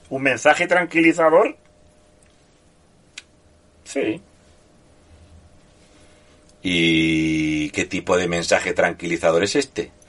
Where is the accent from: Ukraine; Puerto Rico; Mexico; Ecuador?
Ukraine; Spanish is a second language; también deciros que soy ucraniano que vive en la Ucrania